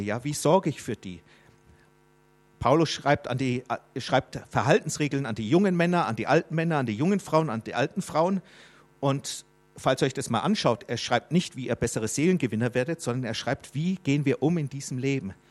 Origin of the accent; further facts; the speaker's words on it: Germany; ich bin ein Fremdling hier in Deutschland, obwohl ich Deutscher bin